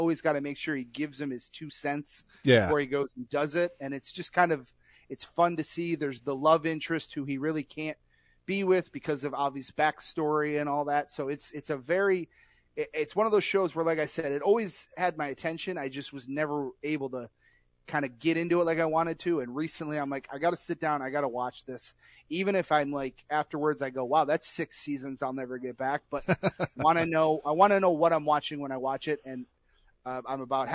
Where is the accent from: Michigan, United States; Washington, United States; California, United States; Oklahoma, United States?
Michigan, United States; Detroit; my hometown